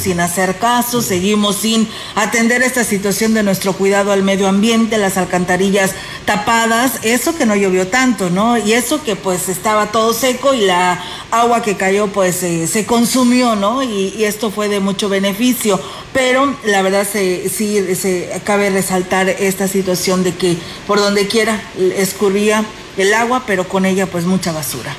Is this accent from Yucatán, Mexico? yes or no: no; Ciudad Valles, San Luis Potosí, Mexico; somos todos los que somos parte de Ciudad Valles, la población